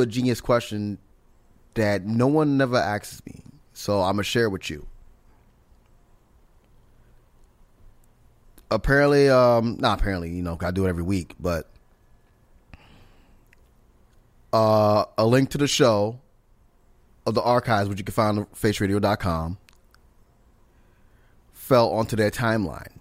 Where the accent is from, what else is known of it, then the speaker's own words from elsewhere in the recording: New York, United States; born and raised in New York